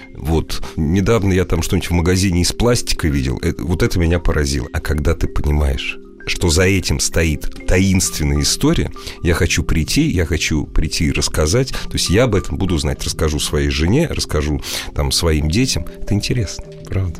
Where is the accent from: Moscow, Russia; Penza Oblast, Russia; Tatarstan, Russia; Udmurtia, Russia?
Moscow, Russia; мы москвичи